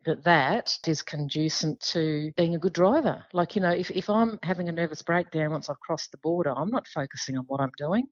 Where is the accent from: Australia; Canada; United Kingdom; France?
Australia; also born or lived in Western Australia; we as Australian lawmakers